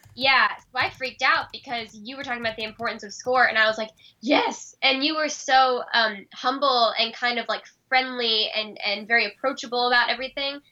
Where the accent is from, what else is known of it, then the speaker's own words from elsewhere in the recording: United States; especially as an American, when my country's responsible for